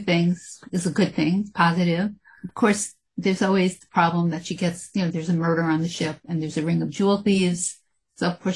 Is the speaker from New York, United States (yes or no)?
yes; New York City, New York, United States; I grew up in the Bronx.